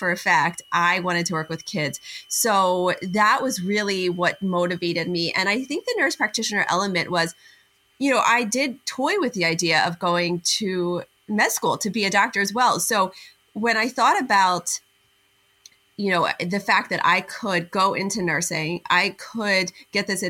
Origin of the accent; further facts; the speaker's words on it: outside of Philadelphia, Pennsylvania, United States; right about 15 minutes from where I grew up outside of Philadelphia